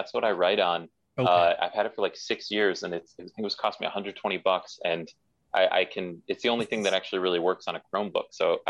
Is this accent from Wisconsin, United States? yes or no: yes; Wisconsin, United States; now in Los Angeles, United States; Yeah, based in LA. But yeah, I'm from Wisconsin originally